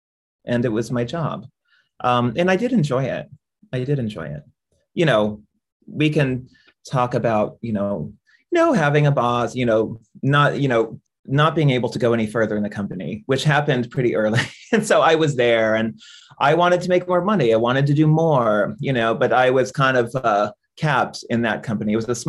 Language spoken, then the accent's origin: English; India; I came back to India. I was from India and I was broke.